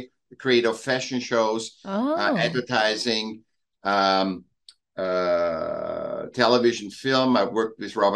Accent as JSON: {"language": "English", "region": "Vienna", "country": "Austria", "tie": "born or raised there", "moved": "as an adult", "lives_now": "Laguna Beach, United States", "said": "I was born in Vienna, and I moved here when I was 18 or 20."}